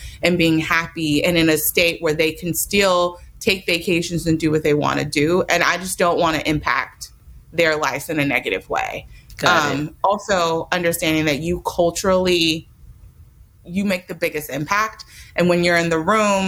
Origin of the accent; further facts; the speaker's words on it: Oakland, California, United States; I was raised in Oakland